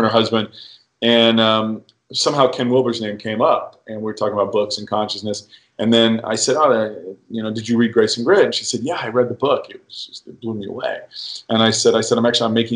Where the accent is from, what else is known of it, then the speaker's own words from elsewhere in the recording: United Kingdom; as a British boy